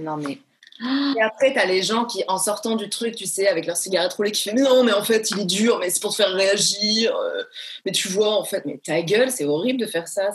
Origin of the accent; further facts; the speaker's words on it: Marseille, Provence-Alpes-Côte d'Azur, France; also born or lived in Paris; Je suis une Marseillaise quand même, euh, bien, tu vois, bien trempée, et une Parisienne aussi quand même, donc j'ai vraiment les deux côtés